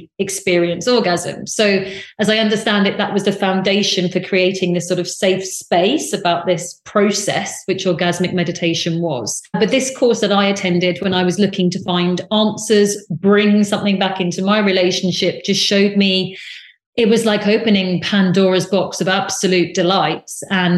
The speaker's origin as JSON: {"language": "English", "country": "United Kingdom", "also_born_or_lived": "United States", "said": "I'm very British, and I lived in America"}